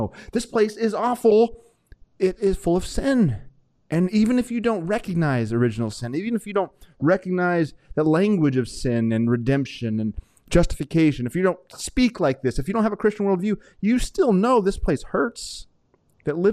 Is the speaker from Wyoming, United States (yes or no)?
yes; Wyoming, United States; I grew up in Wyoming